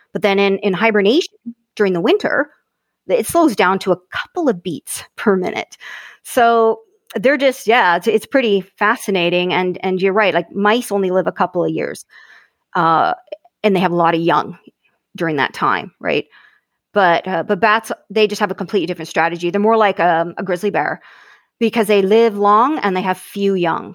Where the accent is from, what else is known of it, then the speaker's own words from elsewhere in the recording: Hanna, Alberta, Canada; also born or lived in Calgary; from Alberta, um, prairies, grew up on a ranch